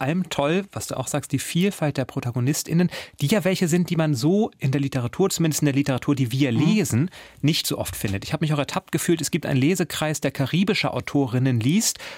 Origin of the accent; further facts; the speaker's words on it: near the Baltic coast, Northern Germany, Germany; Ich bin aus Norddeutschland, ich bin in der Nähe der Ostseeküste groß geworden